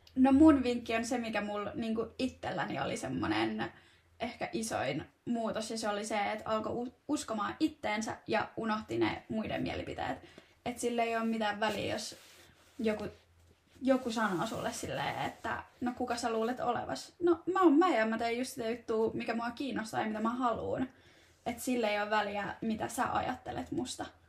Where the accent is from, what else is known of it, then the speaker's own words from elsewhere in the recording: Turku, Southwest Finland, Finland; now in Tampere, Finland; mä oon Turusta kotoisin